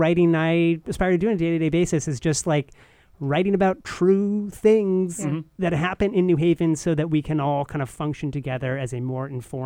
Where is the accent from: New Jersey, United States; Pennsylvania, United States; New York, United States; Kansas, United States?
New York, United States; Irvington; now in New Haven, United States; I'm from the suburbs of New York City, a town called Irvington, by the Tappan Zee Bridge